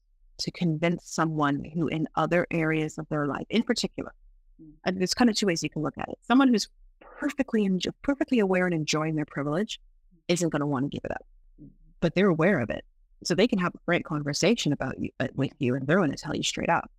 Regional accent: England, United Kingdom; born there; You know, I live in England. While I do not sound like it, I was born in England.

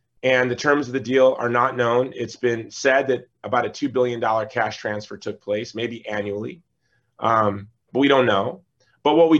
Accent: Hawaii, United States; my home state

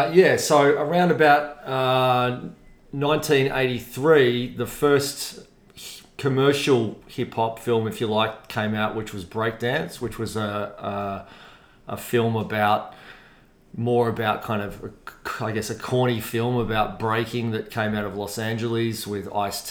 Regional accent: Melbourne, Victoria, Australia; I grew up out on the Hurstbridge, the famous, now famous, Hurstbridge line, I guess. Out in a place called Montmorency

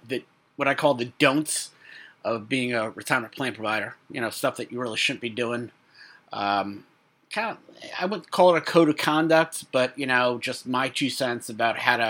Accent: New York City, New York, United States; I'm a kid from Brooklyn

